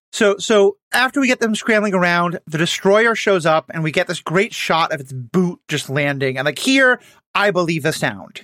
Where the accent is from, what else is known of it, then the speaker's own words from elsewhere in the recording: New York City, New York, United States; moved away; I grew up in New York City where seven eleven just doesn't exist